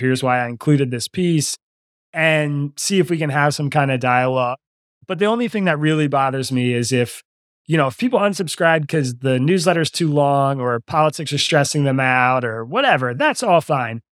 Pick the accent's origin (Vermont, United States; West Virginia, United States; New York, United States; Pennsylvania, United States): Pennsylvania, United States; Lower Bucks County; also born or lived in Philadelphia, Pennsylvania; I grew up in Lower Bucks County, which is a bellwether county.